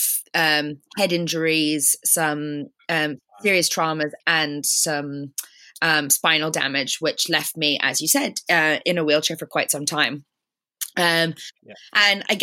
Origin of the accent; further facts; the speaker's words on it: Canada; moved away; I'm Canadian originally